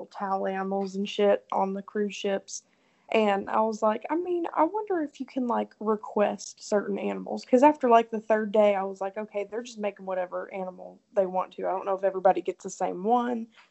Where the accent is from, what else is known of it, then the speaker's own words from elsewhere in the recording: Tennessee, United States; She kind of knew right away I was from Tennessee